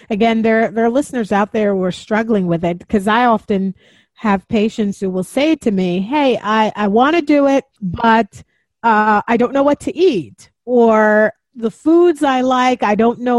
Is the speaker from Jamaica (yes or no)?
yes; Jamaica; I'm Jamaican also